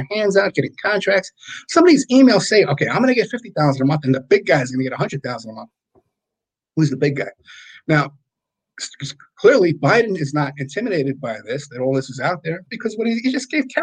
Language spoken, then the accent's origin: English; New York City, New York, United States; I'm from the Bronx.